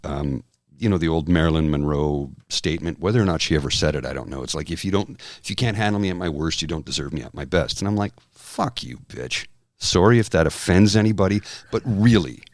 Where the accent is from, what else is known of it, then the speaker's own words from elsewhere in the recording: Canada; also born or lived in Ottawa; as a Canadian